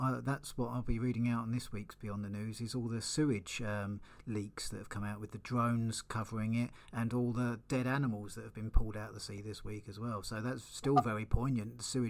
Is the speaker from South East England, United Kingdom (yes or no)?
yes; Eastbourne, South East England, United Kingdom; In Eastbourne, my hometown